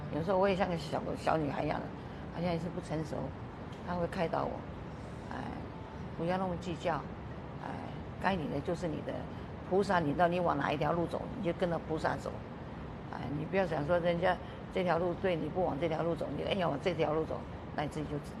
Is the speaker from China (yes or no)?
no; Taiwan; moved away as an adult; also born or lived in Washington, United States; now in United States; 我说我刚刚到，也是从台湾来的。